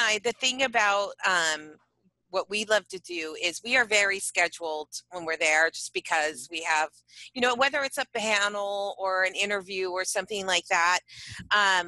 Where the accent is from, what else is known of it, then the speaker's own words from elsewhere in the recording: San Diego, California, United States; we're all mm from San Diego